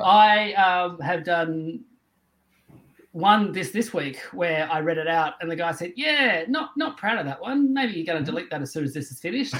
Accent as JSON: {"language": "English", "region": "Tasmania", "country": "Australia", "tie": "born or raised there", "said": "I grew up in Tasmania"}